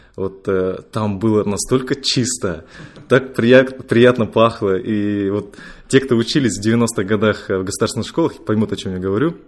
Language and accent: Russian; Ust-Kamenogorsk, East Kazakhstan Region, Kazakhstan; moved away as an adult; also born or lived in Moscow; Я родом из Усть-Каменогорска